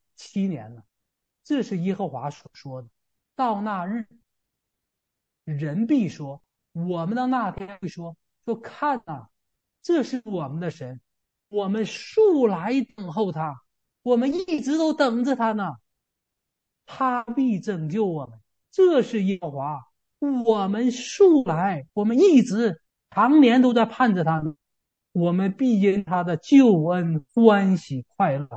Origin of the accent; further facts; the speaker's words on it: China; 这个事儿好像跟我们中国人就没关系